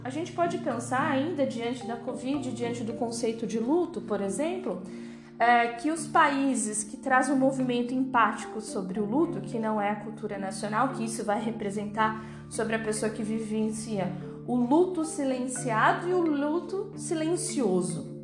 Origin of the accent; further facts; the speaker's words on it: Alto Tietê, São Paulo, Brazil; como a gente é do Alto Tietê